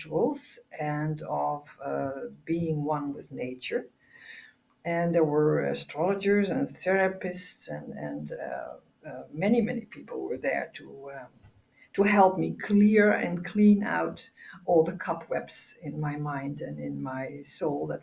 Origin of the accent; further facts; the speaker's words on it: Netherlands; I'm from the Netherlands, born here